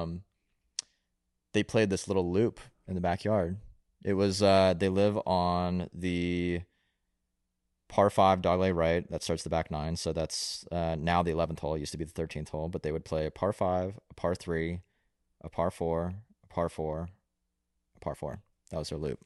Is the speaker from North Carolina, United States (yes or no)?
yes; Raleigh, North Carolina, United States; I was born in Raleigh, North Carolina